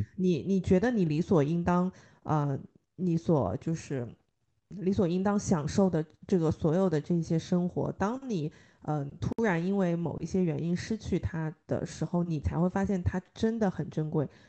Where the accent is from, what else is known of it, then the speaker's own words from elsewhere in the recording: China; 我们中国人经常会想到的都是先苦后甜